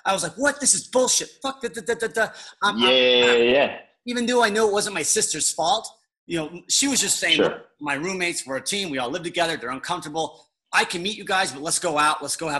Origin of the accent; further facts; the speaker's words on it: Chicago, Illinois, United States; Full of life, and you're like, damn, man, I'm from Chicago.